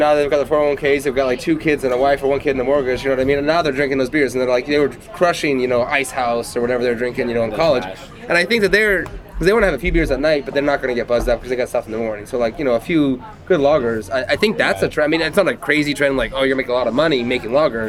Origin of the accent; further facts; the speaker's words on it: Northern Ireland, United Kingdom; Well, I'm from Northern Ireland, so I like